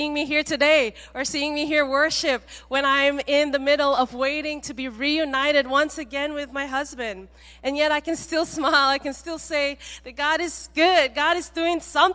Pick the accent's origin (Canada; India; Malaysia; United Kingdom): Malaysia; now in Seattle, United States; I grew up mainly in Malaysia, coming here in to Seattle